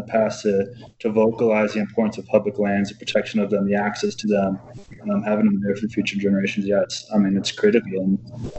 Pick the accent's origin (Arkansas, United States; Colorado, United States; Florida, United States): Colorado, United States; growing up in Colorado, spending time outside really just was something I was lucky was in my backyard